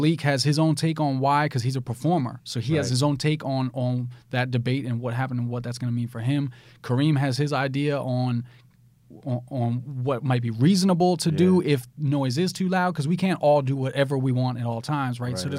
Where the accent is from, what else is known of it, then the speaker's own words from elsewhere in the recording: New Jersey, United States; From New Jersey, born and raised.